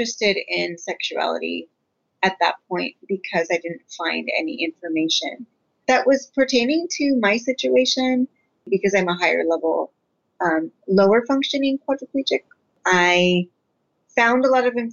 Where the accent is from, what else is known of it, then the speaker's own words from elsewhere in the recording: Redwood City, California, United States; I am from the Bay Area. I was born and raised in Redwood City, but my parents immigrated from Guatemala.